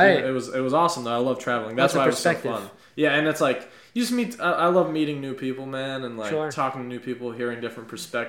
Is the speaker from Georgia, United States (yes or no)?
no; Naples, Florida, United States; And I grew up in Florida. You know, Naples, it's a city.